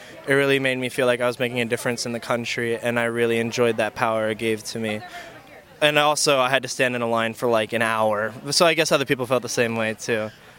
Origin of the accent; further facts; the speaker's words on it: Austin, Texas, United States; I'm from Austin, Texas